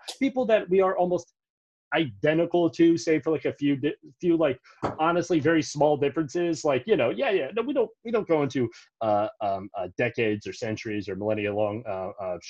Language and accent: English; Montgomery County, Maryland, United States; we grew up in Montgomery County. It's a pretty Greek area